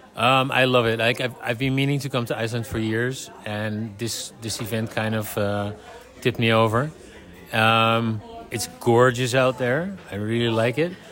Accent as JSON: {"language": "English", "country": "Netherlands", "said": "I'm from the Netherlands"}